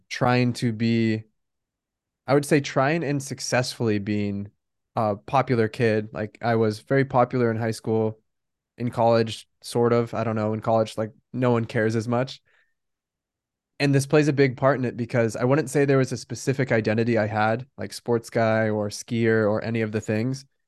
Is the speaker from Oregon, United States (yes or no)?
yes; Bend, Oregon, United States; moved away as an adult; also born or lived in Newport Beach, California / San Francisco, California; now in San Diego, United States; So I was born in Newport Beach, California, but we moved to Bend, Oregon when I was three. So I grew up in Bend